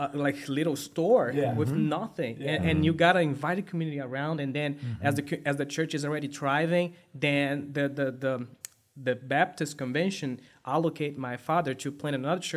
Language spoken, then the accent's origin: English; Minas Gerais, Brazil; moved away as an adult; now in United States; I'm from Minas Gerais. It's the southeast. We're like neighbors of Rio de Janeiro as well, but we don't have access to the coast.